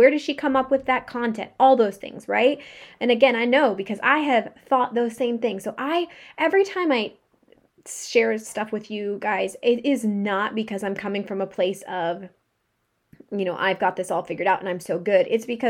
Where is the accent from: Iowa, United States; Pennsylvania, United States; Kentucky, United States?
Pennsylvania, United States; Pittsburgh; also born or lived in Arizona; I grew up in Pittsburgh, Pennsylvania, but I also lived in Arizona where it's sunny and nice like 99% of the year